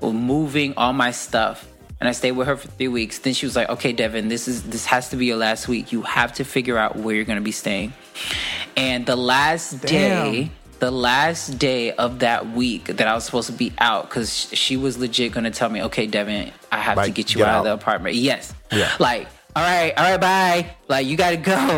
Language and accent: English; Jacksonville, Florida, United States; moved away as an adult; now in New York, United States; I am originally from Jacksonville, Florida